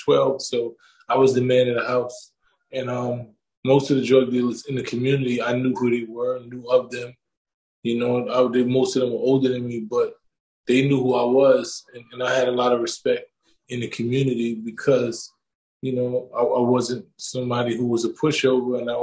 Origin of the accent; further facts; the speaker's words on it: New York, United States; I come from New York.